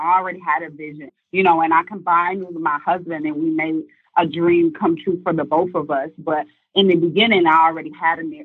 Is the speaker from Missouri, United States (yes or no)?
yes; St. Louis, Missouri, United States; moved away as an adult; Speaking as a Midwest girl, because she's from Chicago, I'm from St. Louis, Missouri